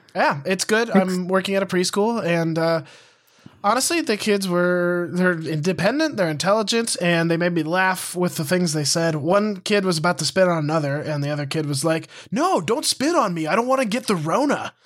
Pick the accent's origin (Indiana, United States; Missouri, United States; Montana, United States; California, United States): Montana, United States; moved away as an adult; also born or lived in Missoula; I moved away from Montana